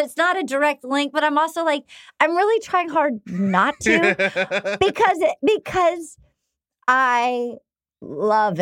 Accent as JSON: {"language": "English", "town": "Little Compton", "region": "Rhode Island", "country": "United States", "tie": "born or raised there", "said": "I grew up in Little Compton, Rhode Island"}